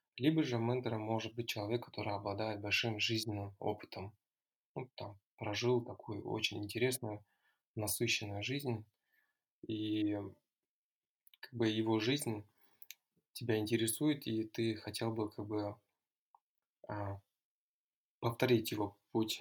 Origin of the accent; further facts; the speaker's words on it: near Taldykorgan, Almaty Region, Kazakhstan; also born or lived in United States / Russia; Я родом из Алматинской области. Э, Вырос, закончил школу недалеко от города Талдукурган